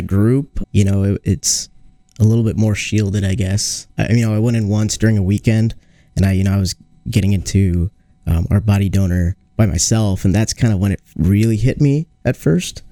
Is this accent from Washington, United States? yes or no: yes; Seattle, Washington, United States; now in Iowa, United States; I grew up in Seattle